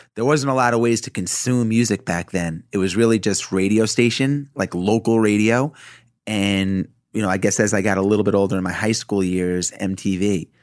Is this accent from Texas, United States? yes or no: no; Roslyn, New York, United States; growing up in Roslyn, in Long Island where I grew up